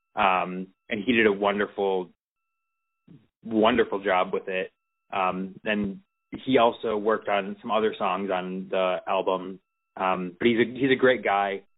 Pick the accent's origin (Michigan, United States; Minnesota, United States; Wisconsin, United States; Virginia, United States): Michigan, United States; Detroit; I'm originally from Detroit